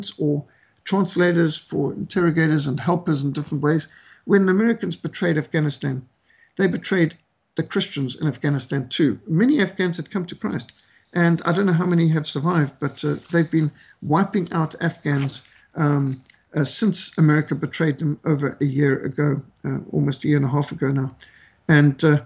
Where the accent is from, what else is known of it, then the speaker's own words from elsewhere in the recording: Zimbabwe; Rhodesia, my home country where I grew up